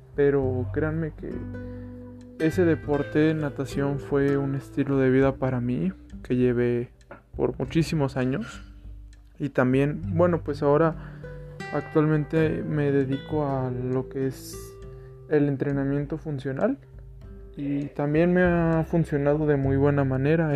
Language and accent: Spanish; León, Guanajuato, Mexico; also born or lived in Mexico City; soy nacido en la Ciudad de México, actualmente vivo en León, Guanajuato